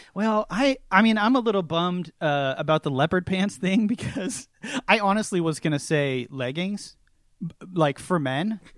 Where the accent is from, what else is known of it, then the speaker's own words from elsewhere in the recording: Seattle, Washington, United States; born and raised in the Seattle area